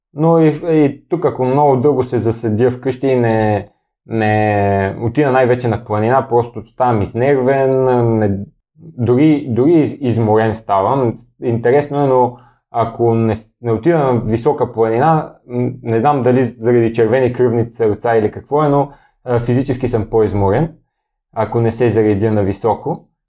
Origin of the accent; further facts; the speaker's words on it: Bulgaria; питат ме откъде си, аз казвам от България